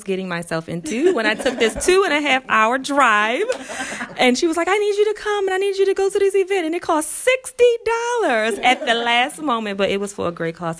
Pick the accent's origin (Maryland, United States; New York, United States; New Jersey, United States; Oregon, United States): Maryland, United States; I am from Maryland